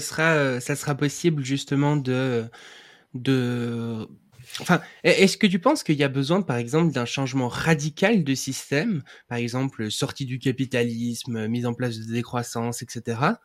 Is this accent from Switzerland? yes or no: yes; Switzerland; je suis suisse